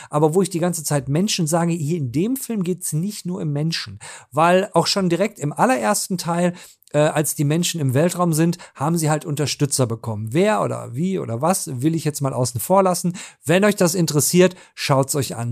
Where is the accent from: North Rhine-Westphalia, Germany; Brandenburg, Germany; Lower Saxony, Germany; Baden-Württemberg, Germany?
North Rhine-Westphalia, Germany; Ich komme aus Ostwestfalen